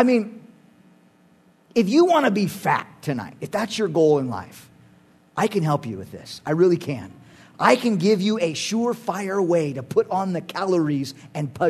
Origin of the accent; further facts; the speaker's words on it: United States; in our culture as American Christians